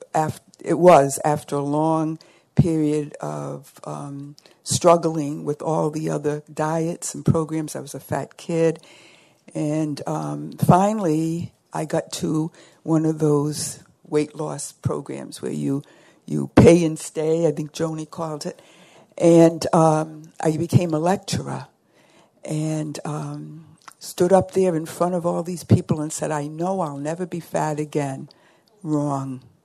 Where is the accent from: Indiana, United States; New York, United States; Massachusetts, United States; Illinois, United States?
Massachusetts, United States; South Shore of Boston; I'm from the South Shore of Boston, Boston also known as Red Sox Nation.